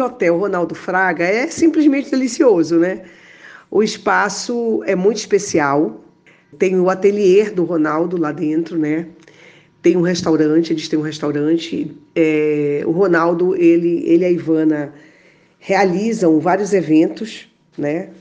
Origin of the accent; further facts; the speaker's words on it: Pará, Brazil; Eu sou paraense